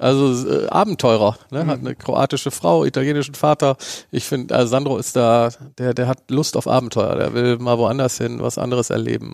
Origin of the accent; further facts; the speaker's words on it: Bremen, Germany; einen gebürtigen Bremer wie mich